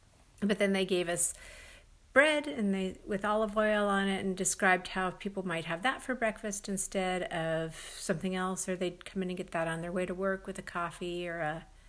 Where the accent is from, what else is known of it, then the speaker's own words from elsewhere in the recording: United States; we are from the United States of America